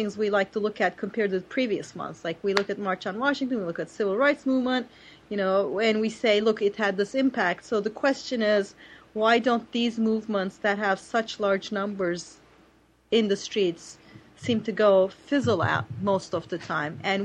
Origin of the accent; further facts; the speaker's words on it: Turkey; it was my home country where I knew the politics inside out